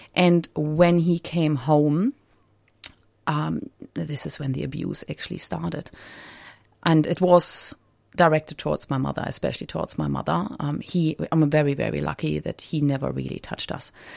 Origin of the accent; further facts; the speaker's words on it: Germany; I grew up in Germany